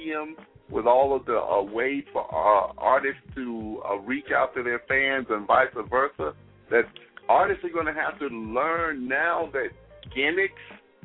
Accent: Mississippi, United States; I'm from Mississippi.

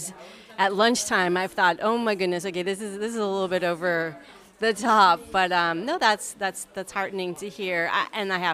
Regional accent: United States; now in Paris, France; as an American

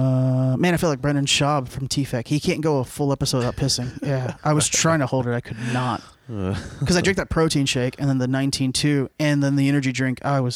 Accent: Cuba; Like Cubans, we're good people, but you know.

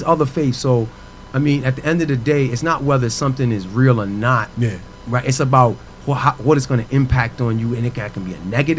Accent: New York City, New York, United States; I'm from Queens, New York.

